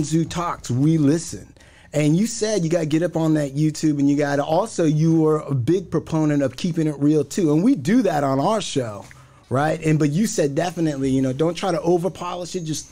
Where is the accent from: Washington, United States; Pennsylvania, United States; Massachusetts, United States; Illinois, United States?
Washington, United States; Puyallup Indian Reservation; I grew up on the Puyallup Indian Reservation